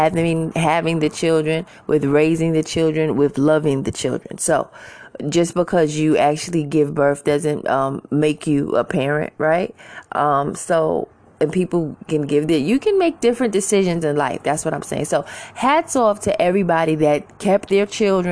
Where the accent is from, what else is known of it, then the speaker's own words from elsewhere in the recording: New York City, New York, United States; now in Georgia, United States; I'm originally from Queens, New York